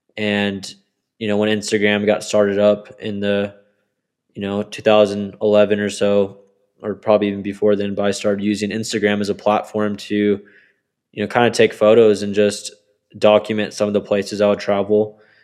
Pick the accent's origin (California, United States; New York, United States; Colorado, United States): Colorado, United States; Colorado Springs; also born or lived in Texas / Kentucky / Maryland; So I am from Colorado Springs, Colorado. I grew up kind of all over the US with my parents being in the military, especially my mom. I ended up living in places like Texas for most of my childhood, as well as Kentucky, Maryland.